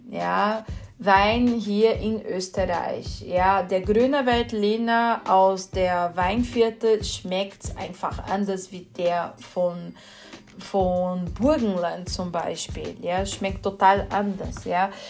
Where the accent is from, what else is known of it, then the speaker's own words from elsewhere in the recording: São Paulo, Brazil; German is a second language; Ja, wo ich herkomme, ich komme aus São Paulo, benutzt man sehr gern Jequitibá oder, oder äh, Amendoim.